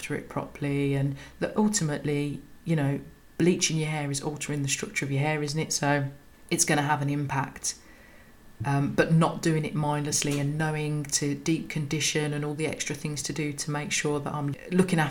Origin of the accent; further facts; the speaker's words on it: Birmingham, West Midlands, United Kingdom; I'm a Brummie